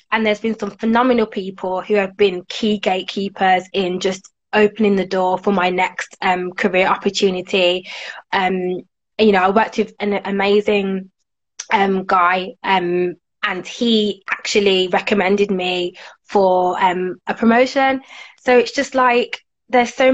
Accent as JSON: {"language": "English", "town": "Birmingham", "region": "West Midlands", "country": "United Kingdom", "said": "So I used to work in Manchester for two years. I worked um, in children's TV there, but now I'm back in Brum."}